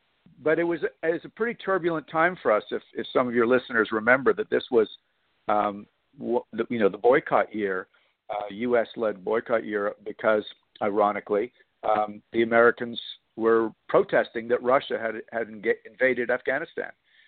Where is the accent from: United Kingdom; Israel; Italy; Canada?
Canada; now in -; I actually spent 6 months in your city, in San Antonio, as a Canadian guest of the U.S. training center down there at Fort Sam Houston for modern pentathlon